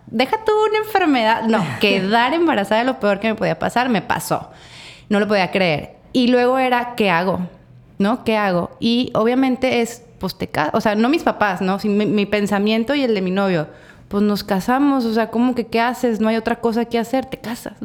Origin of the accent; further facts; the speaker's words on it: Torreón, Coahuila, Mexico; now in Mazatlán, Mexico; las dos somos de Torreón